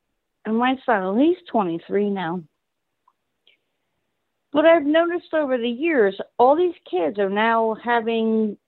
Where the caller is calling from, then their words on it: New Jersey, United States; I'm calling from New Jersey.